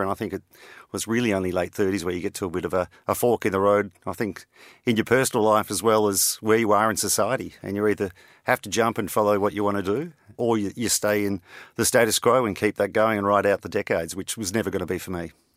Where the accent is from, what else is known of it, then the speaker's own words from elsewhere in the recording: Australia; also born or lived in London; being an Australian